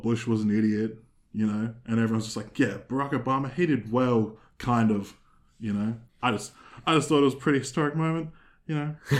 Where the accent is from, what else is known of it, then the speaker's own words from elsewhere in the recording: Australia; we're not American, we're Australian